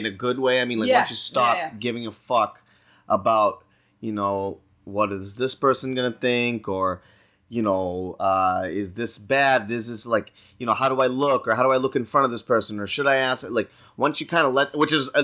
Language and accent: English; Stoneham, Massachusetts, United States; I grew up in Stoneham, Mass